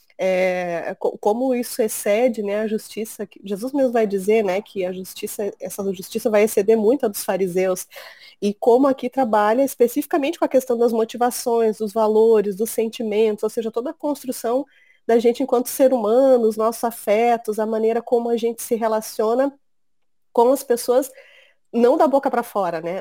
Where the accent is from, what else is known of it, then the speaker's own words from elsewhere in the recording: Rio Grande do Sul, Brazil; eu sou gaúcha, tenho 40 anos